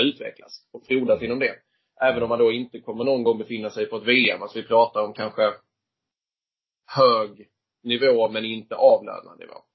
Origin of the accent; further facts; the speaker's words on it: Viken, Skåne, Sweden; moved away as an adult; now in Stockholm, Sweden; uppväxt är jag i, uh, utanför Höganäs, uh, kommer från Viken från början